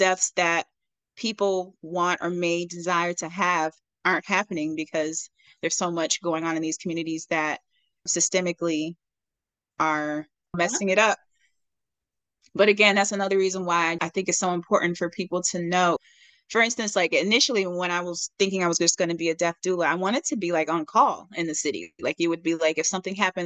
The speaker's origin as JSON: {"language": "English", "town": "Detroit", "region": "Michigan", "country": "United States", "said": "I'm from Detroit."}